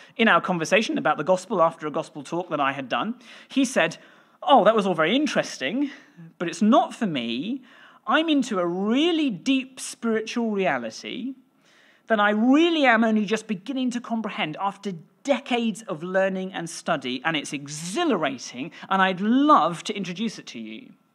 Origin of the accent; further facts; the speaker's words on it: West Wales, United Kingdom; I grew up in West Wales and that's where I learnt, uh, to play the violin